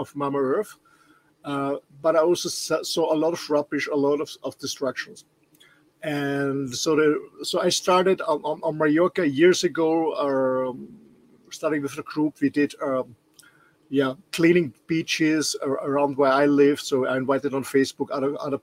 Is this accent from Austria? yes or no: yes; Austria; English is a second language; I'm not a Native American or British English speaker. I'm born and raised in Austria